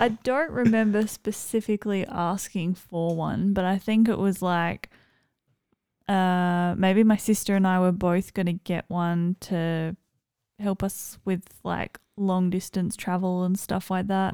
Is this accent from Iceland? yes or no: no; Adelaide, South Australia, Australia; moved away; I'm from Adelaide